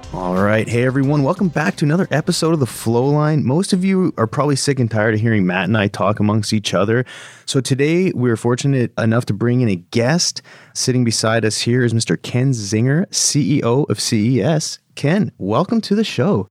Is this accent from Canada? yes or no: yes; Vernon, British Columbia, Canada; moved away as an adult; growing up in Vern